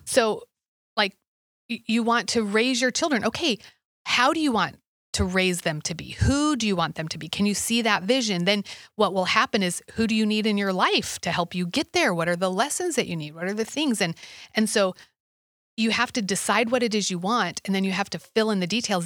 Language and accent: English; Alaska, United States; I grew up in Alaska